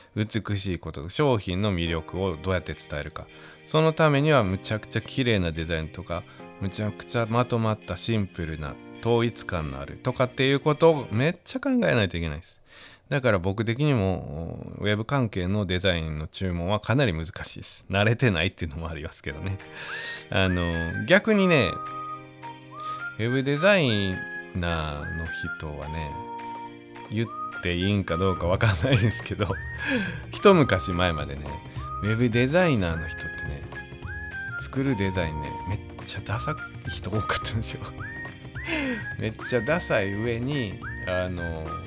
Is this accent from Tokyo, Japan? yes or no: no; Wakayama, Japan; 僕も和歌山